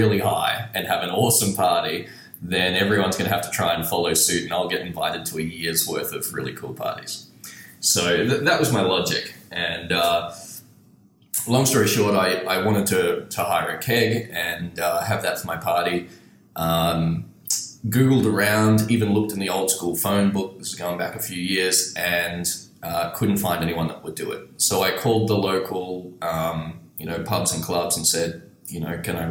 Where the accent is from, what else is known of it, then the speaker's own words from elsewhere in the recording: Brisbane, Queensland, Australia; I'm from Brisbane, Australia